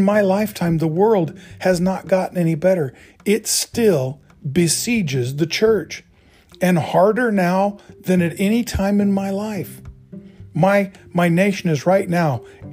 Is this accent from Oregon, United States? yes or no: yes; Oregon, United States; I grew up in Oregon in the 60s.